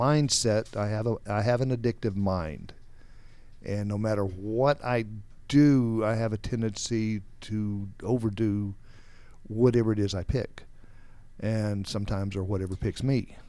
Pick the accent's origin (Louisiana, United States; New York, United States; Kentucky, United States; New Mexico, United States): New Mexico, United States; also born or lived in Texas; I grew up in, uh, actually New Mexico, where we moved to from Texas.